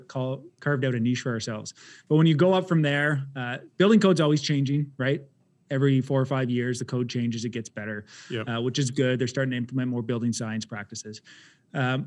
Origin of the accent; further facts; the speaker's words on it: Ottawa, Ontario, Canada; I grew up in Orleans, though, East End